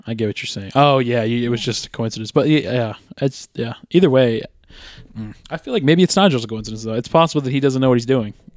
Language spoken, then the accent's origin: English; United States; as an American